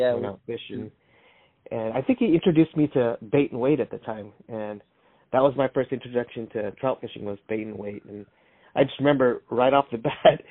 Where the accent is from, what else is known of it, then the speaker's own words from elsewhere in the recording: San Jose, California, United States; also born or lived in Salinas, California; born in Salinas and raised in San Jose